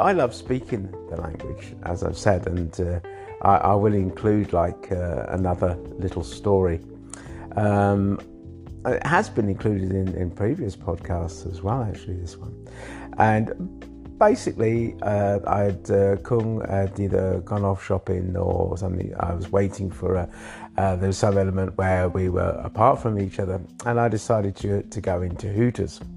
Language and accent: English; England, United Kingdom; now in Thailand; I was born in England